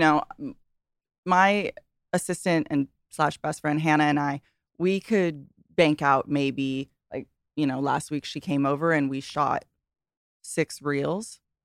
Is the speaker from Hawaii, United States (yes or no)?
yes; Hawaii, United States; I grew up in Hawaii